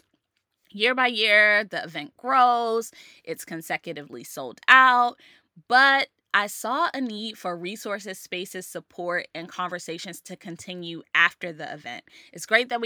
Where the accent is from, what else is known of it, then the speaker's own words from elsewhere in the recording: Maryland, United States; I've been doing an event which started in my hometown, Maryland